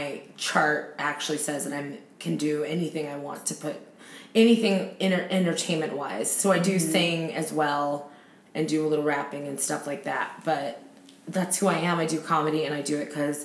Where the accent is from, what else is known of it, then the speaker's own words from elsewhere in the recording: Torrance, California, United States; also born or lived in Los Angeles, United States; growing up in Torrance